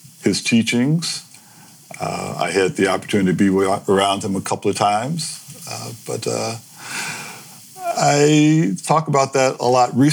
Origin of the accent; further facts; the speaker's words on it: Cleveland, Ohio, United States; moved away as an adult; also born or lived in Memphis, Tennessee / San Francisco; now in Bolinas, United States; Born there to Rose and Joseph in 1943. In 1946, we took the Underground Railroad north to a better life. Most of the tribe landed in Detroit or Cleveland. My part of the tribe landed in Cleveland, where I stayed until 1977.